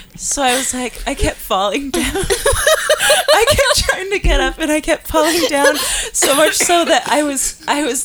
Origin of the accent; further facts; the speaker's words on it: Northern Alberta, Canada; I'm from Northern Alberta.